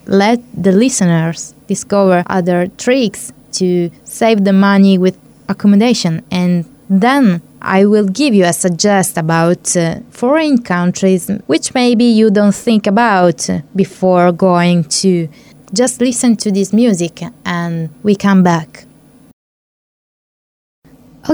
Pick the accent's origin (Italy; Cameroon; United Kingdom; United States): Italy; now in Hungary; we are in Hungary and I come from Italy where we use euros